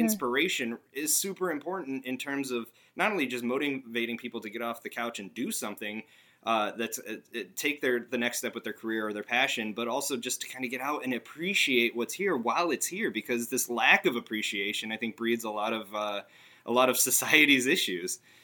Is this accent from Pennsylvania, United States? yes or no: yes; northeastern Pennsylvania, United States; moved away; I myself grew up in northeastern Pennsylvania for a little bit